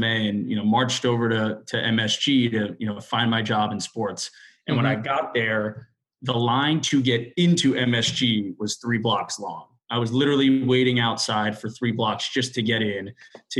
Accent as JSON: {"language": "English", "town": "Miami", "region": "Florida", "country": "United States", "tie": "born or raised there", "also_born_or_lived": "New Orleans, Louisiana", "moved": "as an adult", "lives_now": "New York, United States", "said": "I'm from Miami originally, and I went to school in New Orleans at Tulane University"}